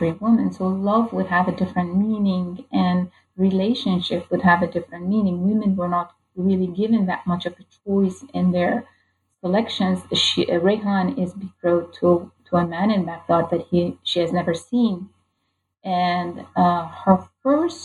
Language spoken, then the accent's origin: English; Iran; moved away; a person growing up in Iran